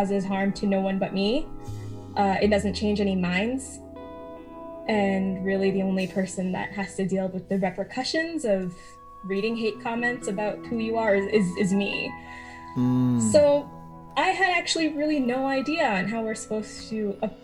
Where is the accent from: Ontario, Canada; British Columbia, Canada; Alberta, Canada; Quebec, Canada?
Alberta, Canada; growing up in Alberta as a woman of color, as a person of color